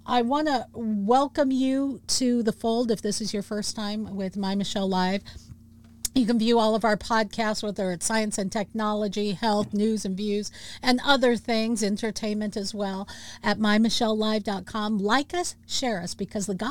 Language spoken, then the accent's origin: English; Washington, United States; my home state. Over there in Bremerton, Washington